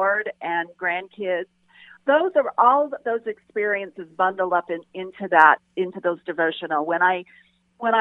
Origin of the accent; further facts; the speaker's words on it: Las Vegas, Nevada, United States; growing up in Las Vegas